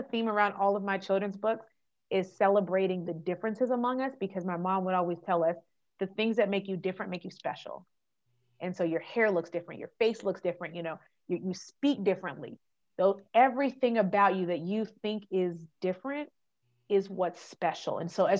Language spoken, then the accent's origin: English; California, United States; born there; also born or lived in Texas / Germany; I was like, well, I was born in California. Where'd you get your social? In Texas. But where'd you spend the most time? In Germany.